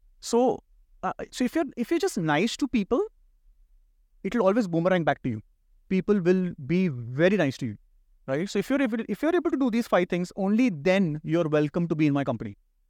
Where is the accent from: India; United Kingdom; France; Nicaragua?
India; as an analyst and as an Indian, I will give a party.